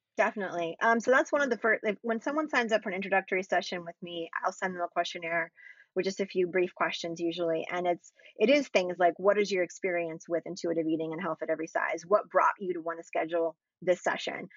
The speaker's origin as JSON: {"language": "English", "region": "Florida", "country": "United States", "tie": "born or raised there", "said": "I grew up in Florida too"}